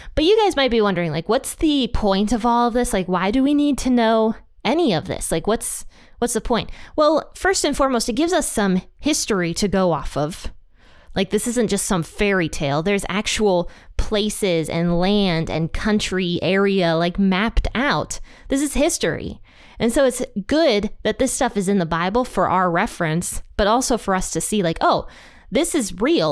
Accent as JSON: {"language": "English", "country": "United States", "tie": "born or raised there", "said": "God placed us here in America. We were born here"}